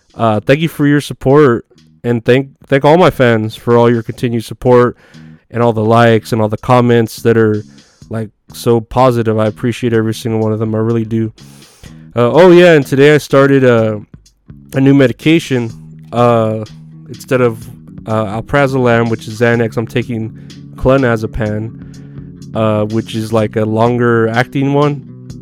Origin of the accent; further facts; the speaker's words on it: Texas, United States; it's here in my hometown